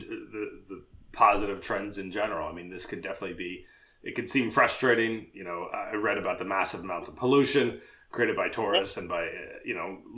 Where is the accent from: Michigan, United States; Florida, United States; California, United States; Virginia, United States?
Virginia, United States; Virginia, my home state